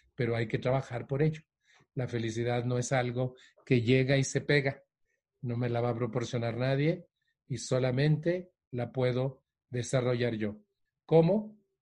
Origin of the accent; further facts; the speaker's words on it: Mexico; also born or lived in Mexico City; la Ciudad de México, donde yo vivo